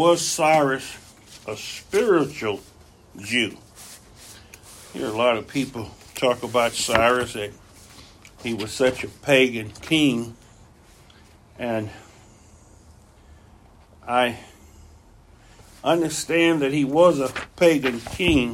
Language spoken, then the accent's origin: English; United States; being American